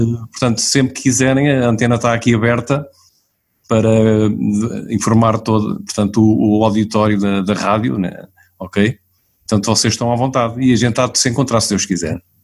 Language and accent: Portuguese; Portugal; eu nasci lá perto, pá, nasci em Beniz